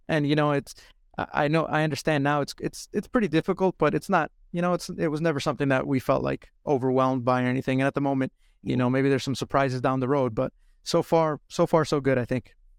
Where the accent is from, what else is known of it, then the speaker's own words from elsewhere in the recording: Illinois, United States; also born or lived in Iowa / North Carolina; now in Detroit, United States; I grew up in Illinois, went to Iowa, and lived in Iowa for five years, went to North Carolina, lived in North Carolina for two years, and then in Michigan